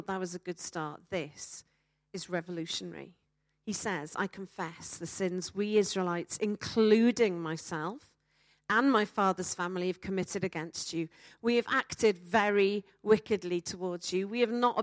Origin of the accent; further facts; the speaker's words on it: Wales, United Kingdom; I'm a Welsh speaker.